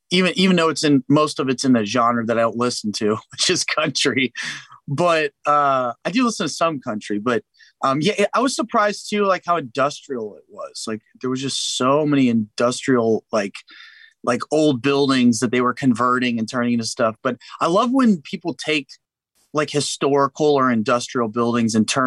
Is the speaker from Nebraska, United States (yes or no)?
no; San Antonio, Texas, United States; now in Nashville, United States; I'm also from San Antonio, Texas